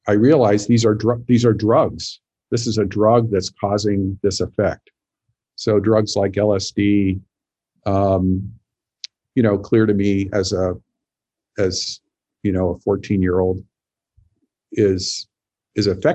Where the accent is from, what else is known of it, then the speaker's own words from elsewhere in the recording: Montana, United States; I grew up in Montana